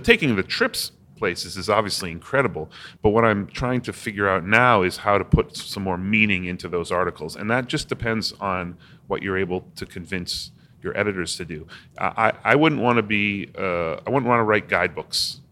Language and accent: English; Newton, Massachusetts, United States; also born or lived in Cambridge, Massachusetts; I was born in Cambridge, Massachusetts, and I grew up in Newton, Massachusetts